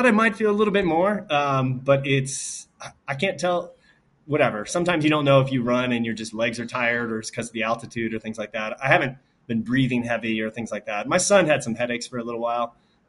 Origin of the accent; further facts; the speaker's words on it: Nashville, Tennessee, United States; I'm from Nashville too.